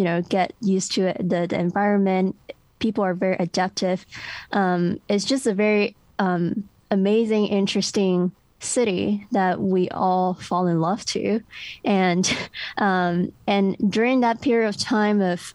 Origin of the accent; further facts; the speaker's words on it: Hong Kong; English is a second language; moved away as an adult; now in United States; I was born and raised in Hong Kong